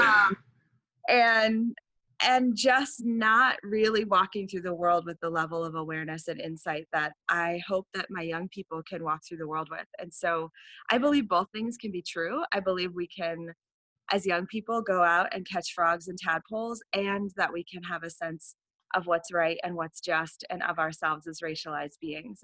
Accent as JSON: {"language": "English", "region": "Vermont", "country": "United States", "tie": "born or raised there", "said": "the first years of my high school experience at a Catholic school here in Vermont"}